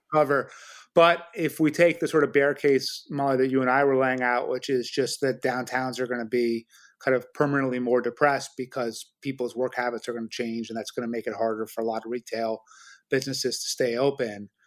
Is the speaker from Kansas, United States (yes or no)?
no; New York City, New York, United States; I grew up in New York City in the seventies, Brooklyn turned really dangerous and my parents moved it to the suburbs